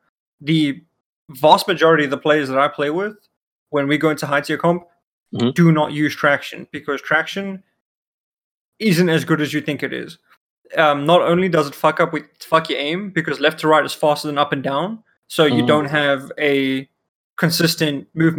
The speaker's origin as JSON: {"language": "English", "country": "South Africa", "first_language": "Afrikaans", "second_language": "English", "said": "I'm South African."}